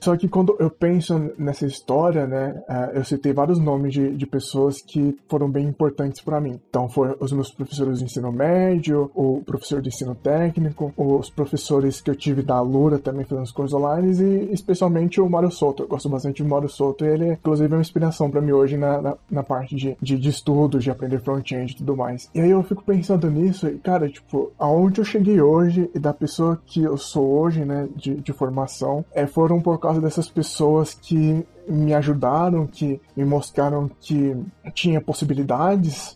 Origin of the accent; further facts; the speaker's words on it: São Paulo, Brazil; eu sou de Adema São Paulo e hoje eu tenho 22 anos